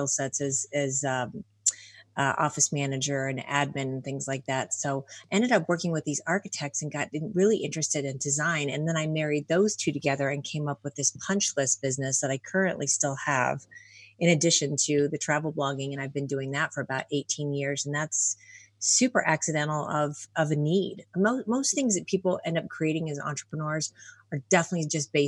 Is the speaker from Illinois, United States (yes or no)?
yes; Illinois, United States; moved away as an adult; also born or lived in New York City; now in Colorado, United States; I grew up in Illinois, but moved to New York City as a kid in my 20s